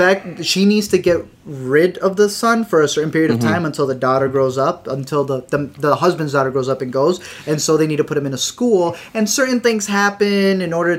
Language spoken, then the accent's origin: English; Illinois, United States; you're from New York, we're from Illinois